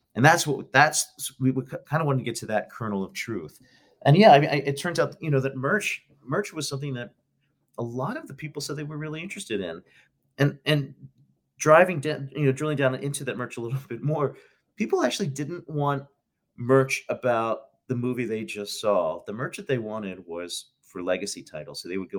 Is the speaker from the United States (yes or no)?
yes; Philadelphia, Pennsylvania, United States; You know, I'm from Philadelphia.